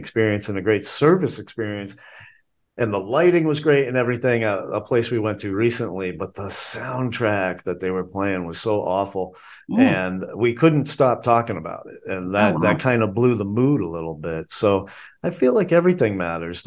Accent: New England, United States; now in Asheville, United States; Growing up in New England

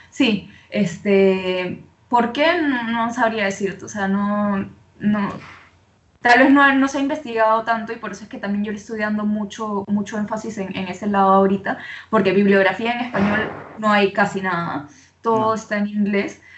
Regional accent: Peru; accent: Venezuelan; moved away; also born or lived in Venezuela; soy de, de Perú. Eh, como te comentaba antes, he vivido en Venezuela muchos años

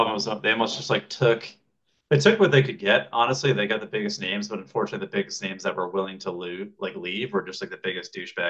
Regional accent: United States; as an American

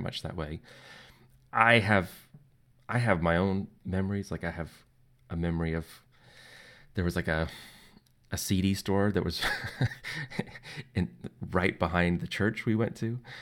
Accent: just outside of Nashville, Tennessee, United States; I grew up just outside of Nashville

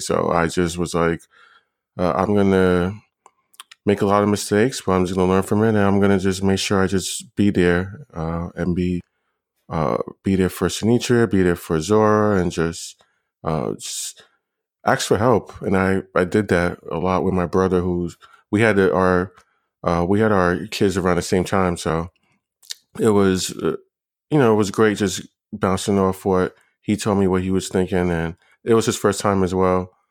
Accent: New York City, New York, United States; moved away as an adult; now in Los Angeles, United States; I was born and raised in Brooklyn, New York

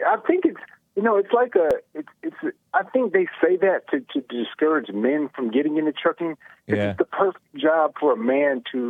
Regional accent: Georgia, United States; I'm from Georgia

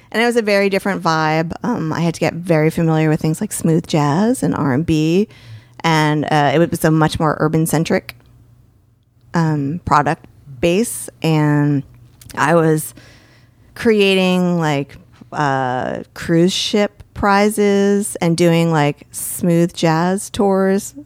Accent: Bergen County, New Jersey, United States; moved away; also born or lived in Seattle / Hoboken; where I grew up in New Jersey is Bergen County

